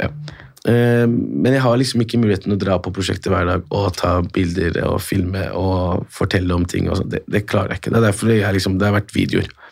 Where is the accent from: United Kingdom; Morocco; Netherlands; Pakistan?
Morocco; now in Norway; Jeg er opprinnelig fra Marokko